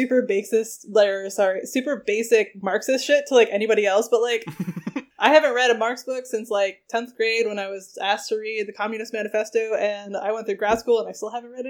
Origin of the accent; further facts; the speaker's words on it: New England, United States; I was raised in New England.